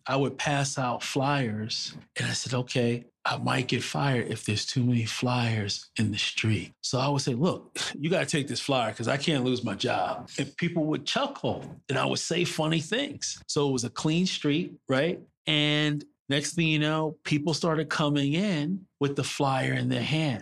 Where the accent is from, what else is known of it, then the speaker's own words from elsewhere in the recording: New York City, New York, United States; also born or lived in Brooklyn / Harlem; I was born in the People's Republic of Brooklyn, raised in Queens, and I currently live in Harlem